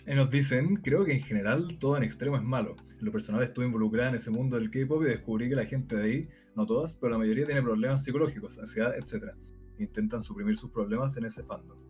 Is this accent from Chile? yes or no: yes; Chile; soy chileno, y me voy a vivir de año a Argentina